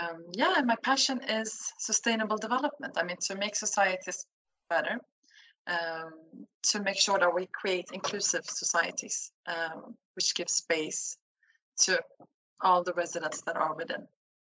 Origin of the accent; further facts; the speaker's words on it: Sweden; moved away as an adult; also born or lived in Turkey (roots); I'm from Sweden. Has been living abroad for the past 10 years